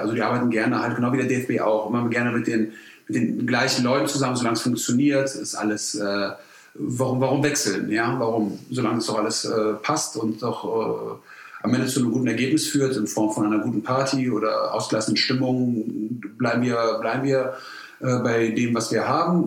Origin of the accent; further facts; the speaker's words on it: Cologne, North Rhine-Westphalia, Germany; ich bin gewütiger Kölner